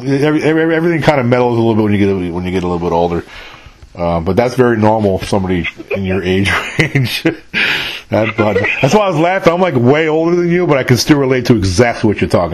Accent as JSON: {"language": "English", "region": "New York", "country": "United States", "tie": "born or raised there", "moved": "as an adult", "lives_now": "Mississippi, United States", "said": "I was born and raised in New York, but I don't live there now."}